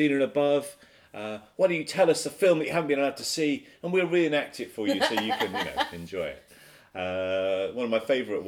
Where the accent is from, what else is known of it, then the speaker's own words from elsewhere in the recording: United Kingdom; I'm British